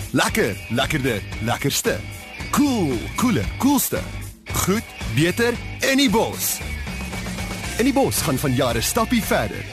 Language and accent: Afrikaans; South Africa; ons as Suid-Afrikaners